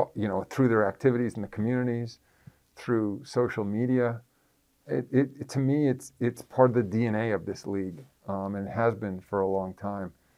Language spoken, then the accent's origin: English; New York area, United States; growing up in the New York area at the time